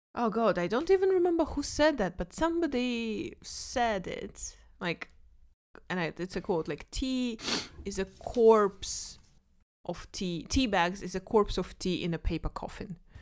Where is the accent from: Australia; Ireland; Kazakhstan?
Kazakhstan; moved away; I'm from Kazakhstan. Of course, I drink tea. Like in Kazakhstan, we drink tea three times a day